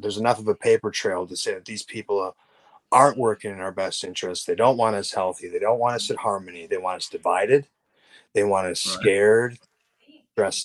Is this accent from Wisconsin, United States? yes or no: yes; Wisconsin, United States; I grew up in Wisconsin